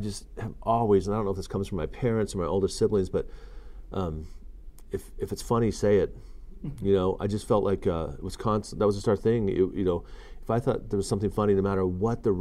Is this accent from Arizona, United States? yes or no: yes; Tempe, Arizona, United States; also born or lived in Colorado; I kind of grew up all over the West, so different parts of the West, parts of Colorado, parts of Arizona, other various parts for short whiles, but a lot of my growing up I did in Arizona, Tempe, Arizona